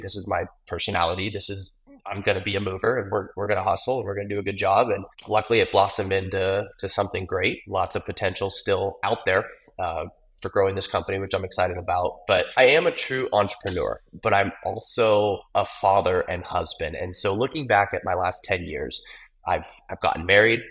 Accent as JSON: {"language": "English", "town": "Gilbert", "region": "Arizona", "country": "United States", "tie": "born or raised there", "said": "Growing up in Gilbert"}